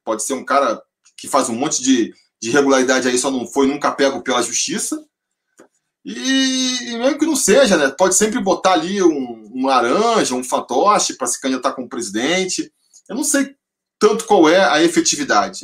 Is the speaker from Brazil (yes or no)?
yes; Rio de Janeiro, Brazil; moved away as an adult; now in São Paulo, Brazil; eu nasci sou carioca, e até os 30 anos de idade, mais ou menos, eu morei no Rio de Janeiro